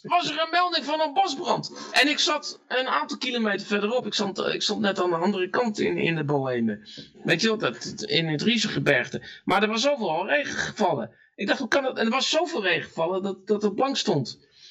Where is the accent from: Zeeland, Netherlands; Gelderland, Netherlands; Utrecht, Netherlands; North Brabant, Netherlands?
North Brabant, Netherlands; moved away; also born or lived in Friesland; ik kwam uit Brabant